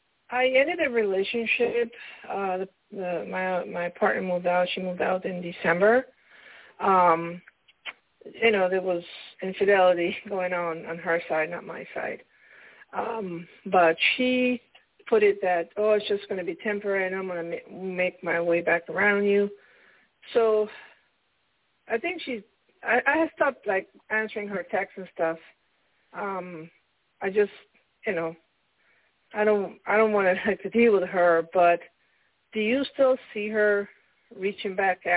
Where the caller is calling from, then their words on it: Pennsylvania, United States; I'm calling from Pennsylvania.